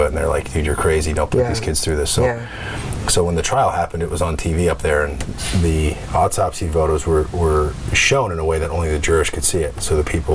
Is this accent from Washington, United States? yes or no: yes; Woodinville, Washington, United States; also born or lived in Humble, Texas / Northern California; I grew up in a place called Woodinville for like elementary school.